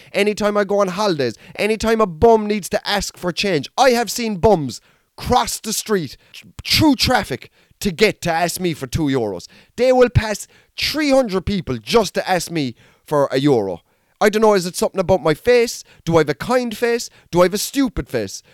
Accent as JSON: {"language": "English", "town": "Mallow", "region": "Munster", "country": "Ireland", "said": "I'm from Mallow"}